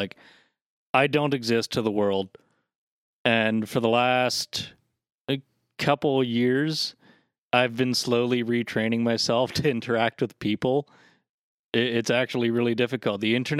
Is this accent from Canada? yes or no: yes; Nova Scotia, Canada; I came from Nova Scotia. We're relatively the same thing.